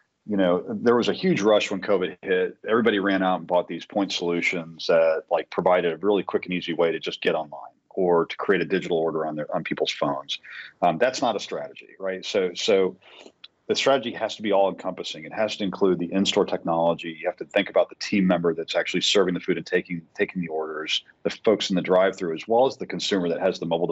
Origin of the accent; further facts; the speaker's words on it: Boston, Massachusetts, United States; now in Tampa, United States; I'm from Boston